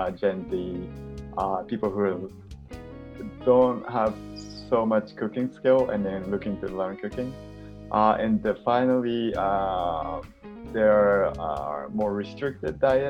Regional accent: Japan; moved away; I'm originally from Japan and I moved here

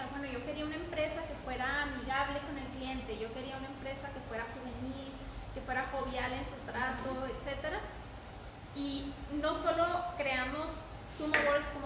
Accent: Chihuahua, Mexico; moved away as an adult; now in Ciudad Juárez, Mexico; tengo 30 años, soy de Chihuahua, Chihuahua, tengo dos años viviendo en Juárez, me casé y me vine a vivir a, Juárez.

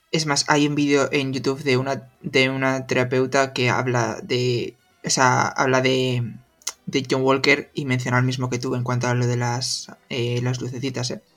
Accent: Spain; nosotros que somos de España

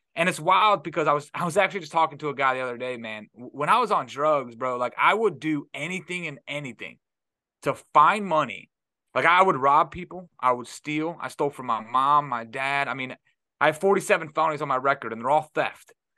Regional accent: Detroit, Michigan, United States; now in Florida, United States; I'm from Detroit

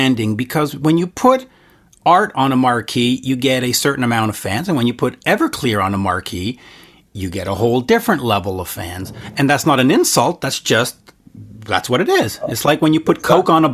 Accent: Canada; I'm a Canadian

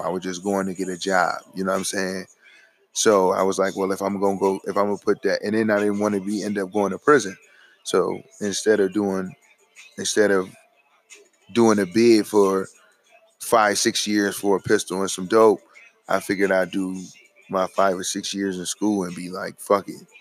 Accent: United States; we as American citizens

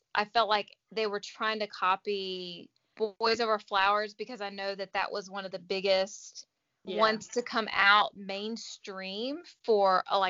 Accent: United States; I mean, we're American

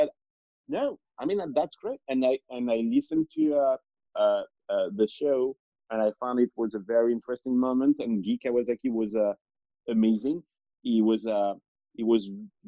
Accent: France; moved away as an adult; now in United States; I was born in France, but I was never French. I mean, I'm French

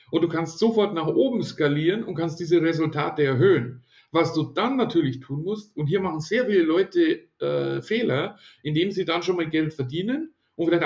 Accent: Ingolstadt, Bavaria, Germany; Ich komme ja aus Ingolstadt, wie gesagt

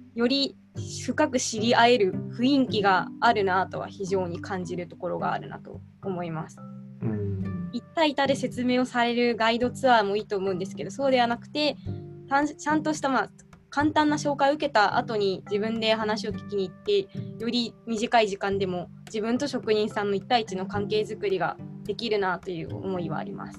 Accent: Nara, Japan; 私はですね、奈良県生まれ、奈良県育ちで、今も一応

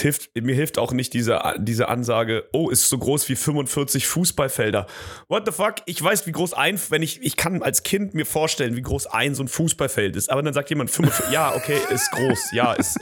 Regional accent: Germany; als Deutscher im Ausland

